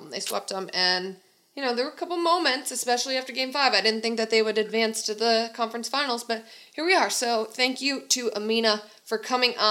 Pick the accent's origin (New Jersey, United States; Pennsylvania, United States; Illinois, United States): Illinois, United States; Chicago; now in Boston, United States; I'm from Chicago and I love my White Sox, I love them.